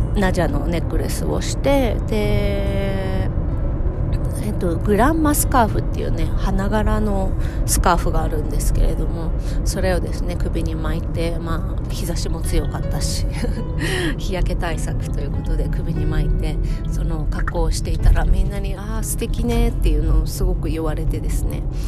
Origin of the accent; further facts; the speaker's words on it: Japan; now in United States; 日本に帰る